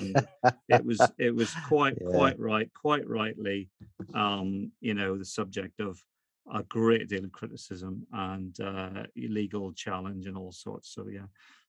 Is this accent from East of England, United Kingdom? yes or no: no; Northern Ireland, United Kingdom; So why are you asking me, just because I'm from Northern Ireland